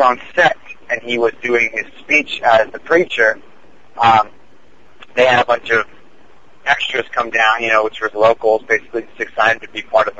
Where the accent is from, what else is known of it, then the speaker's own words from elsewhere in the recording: East Coast, United States; moved away; I'm from the East Coast